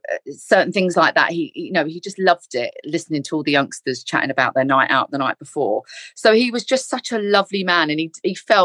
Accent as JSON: {"language": "English", "region": "London", "country": "United Kingdom", "tie": "born or raised there", "also_born_or_lived": "Leeds", "moved": "as an adult"}